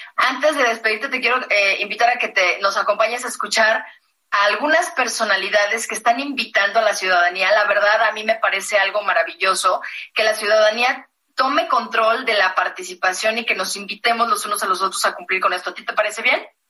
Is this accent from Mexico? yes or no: yes; Mexico; somos mexicanos